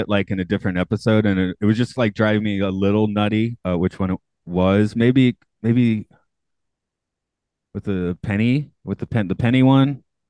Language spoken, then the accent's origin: English; Atlanta, Georgia, United States; now in Japan; I'm from my hometown's Atlanta